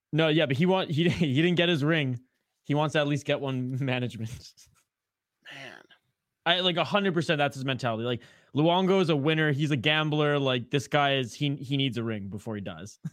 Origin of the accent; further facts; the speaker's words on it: Canada; accent: Canadian; now in Minnesota, United States; my Canadian accent